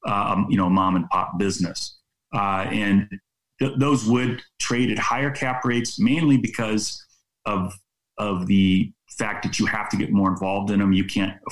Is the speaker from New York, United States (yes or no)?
no; San Francisco Bay Area, California, United States; I'm actually originally from the San Francisco Bay Area